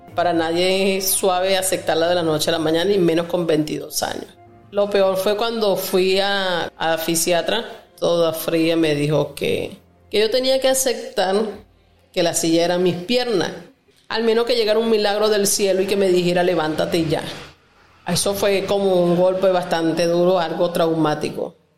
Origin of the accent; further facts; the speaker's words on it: Torres municipality, Lara, Venezuela; moved away as an adult; now in Ecuador; soy de Venezuela, del estado Lara, municipio Torre. Actualmente me encuentro en Ecuador.